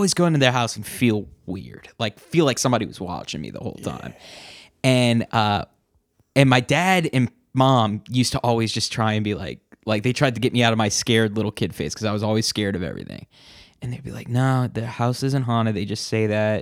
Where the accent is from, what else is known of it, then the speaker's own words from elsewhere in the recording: New Orleans, Louisiana, United States; Growing up in New Orleans all my life